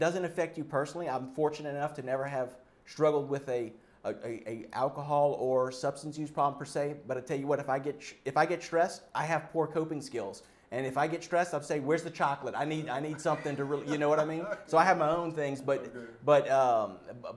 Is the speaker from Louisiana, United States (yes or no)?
yes; Lafayette, Louisiana, United States; I'm from Lafayette, and I have one sibling, and she's still there.